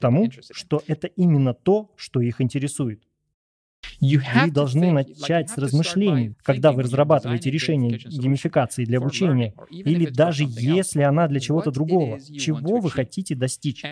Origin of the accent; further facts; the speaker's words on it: Venezuela; Russian is a second language; now in Spain; я не из Испании, я из Латинской Америки, из Венесуэлы